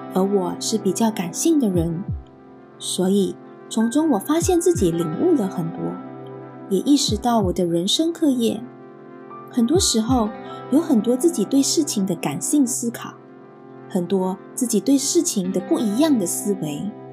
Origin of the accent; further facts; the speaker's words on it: Malaysia; moved away as an adult; now in New Zealand; 我来自一个像火星那么热的热带国家，马来西亚。一家移居来到奇异国之地，新西兰